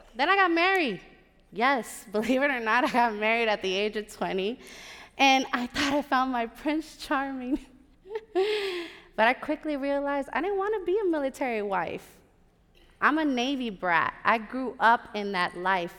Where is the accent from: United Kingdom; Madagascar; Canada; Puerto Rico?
Puerto Rico; my hometown